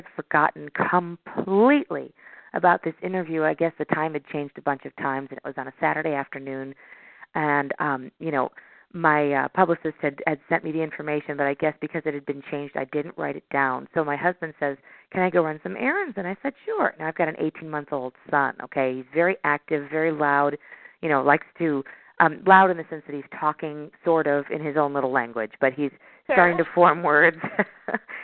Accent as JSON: {"language": "English", "town": "Chicago", "region": "Illinois", "country": "United States", "said": "I'm from Chicago"}